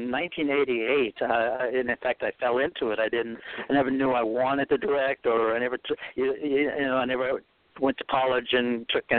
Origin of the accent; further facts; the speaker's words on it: Boston, Massachusetts, United States; accent: New England; moved away as an adult; also born or lived in New York; now in Los Angeles, United States; I'm originally from Boston, a small New England town